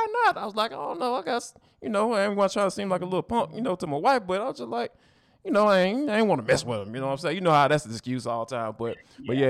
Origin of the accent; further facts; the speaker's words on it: Atlanta, Georgia, United States; growing up in Atlanta